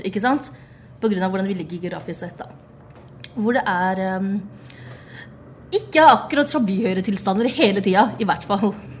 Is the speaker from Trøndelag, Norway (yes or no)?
no; Bærum, Akershus, Norway; jeg er fra Bærum